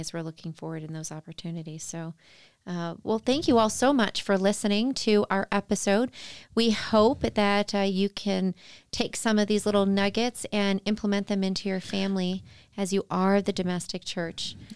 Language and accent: English; outside of Chicago, Illinois, United States; I grew up outside of Chicago